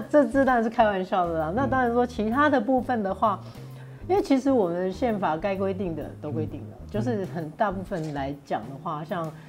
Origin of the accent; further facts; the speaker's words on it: Taiwan; accent: Taiwanese Mandarin; 我们不需要为我们的台湾国语的口音感到自卑